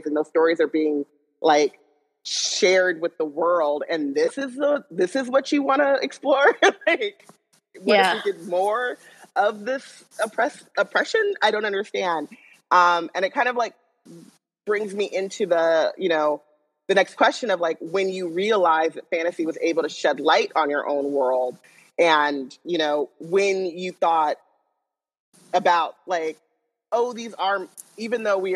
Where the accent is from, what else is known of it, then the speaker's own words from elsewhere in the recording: Orange County, California, United States; I grew up in Orange County.